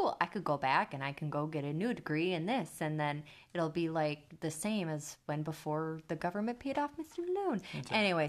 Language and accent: English; Minnesota, United States; I was about to say soda, but I'm like, I'm Minnesotan. I need to say pop.